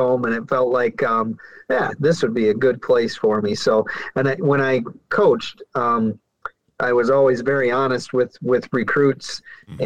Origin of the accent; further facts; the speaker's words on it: Brookings, South Dakota, United States; growing up in Brookings